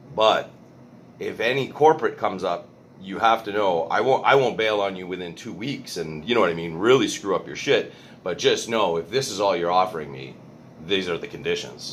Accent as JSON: {"language": "English", "town": "Montreal", "region": "Quebec", "country": "Canada", "tie": "born or raised there"}